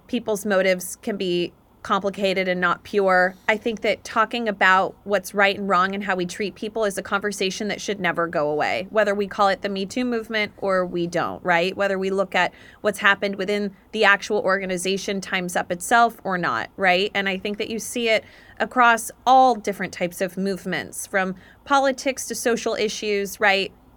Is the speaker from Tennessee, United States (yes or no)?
no; Dallas, Texas, United States; moved away as an adult; also born or lived in Atlanta, Georgia / Auburn, Alabama; now in New York, United States; I grew up down in Texas, grew up also in Atlanta, Georgia